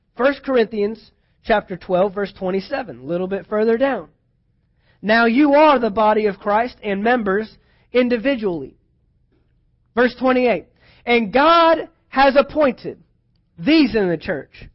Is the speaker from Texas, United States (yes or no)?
yes; Texas, United States; I'm from Texas.